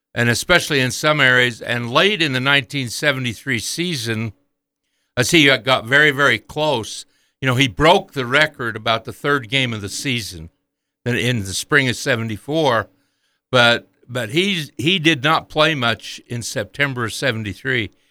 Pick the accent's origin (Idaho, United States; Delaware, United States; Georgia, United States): Idaho, United States; Montpelier; as a young man growing up in Idaho in the forties and fifties